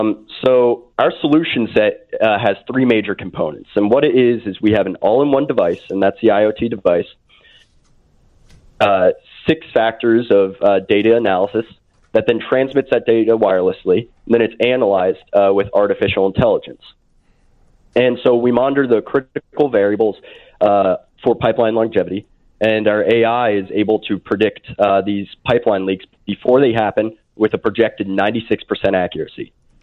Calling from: State College, Pennsylvania, United States; Actually, State College, Pennsylvania. We're actually in the single digits

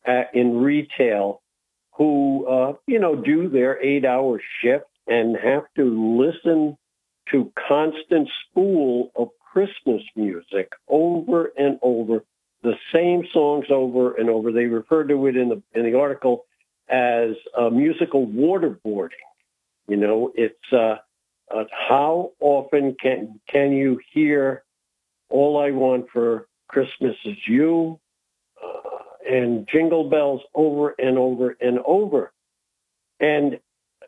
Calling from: Binghamton, New York, United States; Hi, Bob. It's your friend … from Binghamton.

